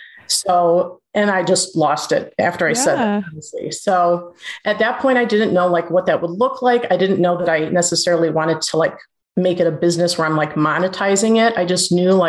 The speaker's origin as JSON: {"language": "English", "town": "Cleveland", "region": "Ohio", "country": "United States", "tie": "born or raised there", "said": "Born and raised in Cleveland, Ohio. Still live here, if you can't tell by the accent."}